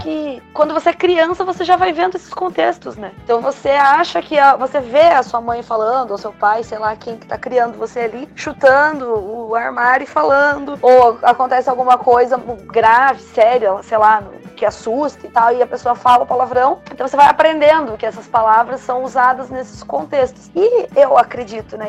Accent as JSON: {"language": "Portuguese", "country": "Brazil", "said": "a gente é latino-americano, é, né? Cresce assistindo telenovelas"}